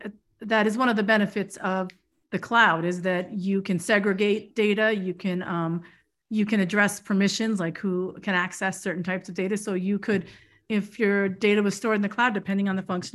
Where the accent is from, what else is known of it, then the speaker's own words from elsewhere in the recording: New York, United States; I'm from New York